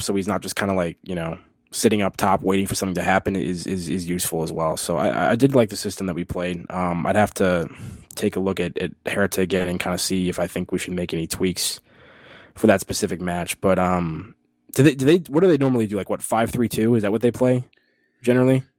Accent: United States; as an American

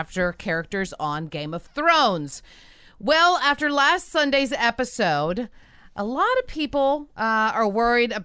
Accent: Louisiana, United States; I'm from Louisiana

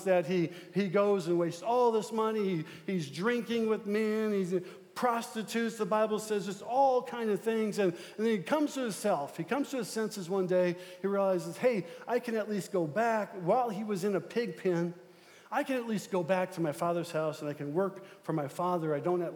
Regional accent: Omaha, Nebraska, United States; moved away; I'm from South Omaha. I'm a South Omaha boy

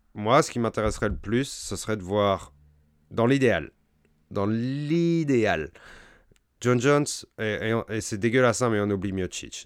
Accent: France; nous, en tant que Français

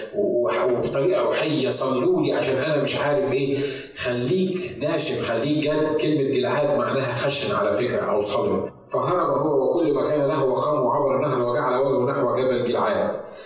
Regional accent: Egypt; moved away as an adult; now in United States; تعالى من مصر انا بتكلم عن نفسي تعالى من مصر عشان استخدمك في امريكا

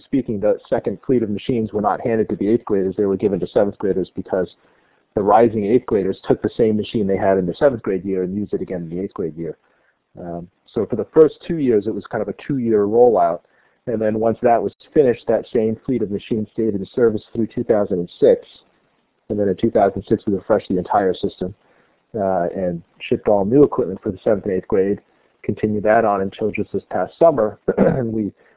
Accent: California, United States; moved away as an adult; also born or lived in New Jersey; now in Maine, United States; Originally, I was born in New Jersey, but pretty much grew up in California

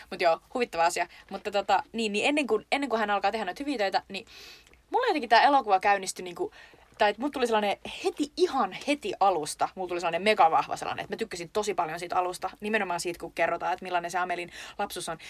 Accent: Lappeenranta, South Karelia, Finland; meillä Lappeenrannassa

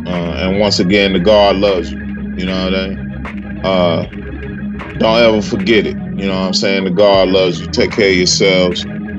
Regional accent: the South, United States; I'm from the South.

